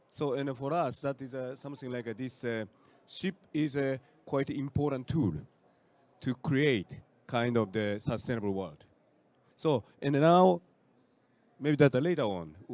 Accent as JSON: {"language": "English", "country": "Japan", "said": "I'm from Japan"}